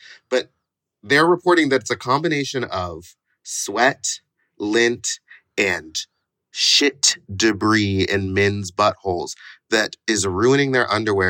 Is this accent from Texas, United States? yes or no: yes; Houston, Texas, United States; my hometown of Houston, Texas.